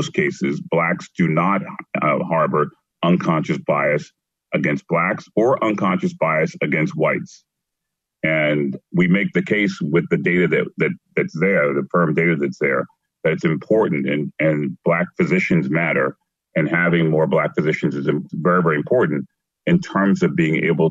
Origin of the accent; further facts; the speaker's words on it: Philadelphia, Pennsylvania, United States; I grew up in North Philadelphia and the inner city of North Philadelphia.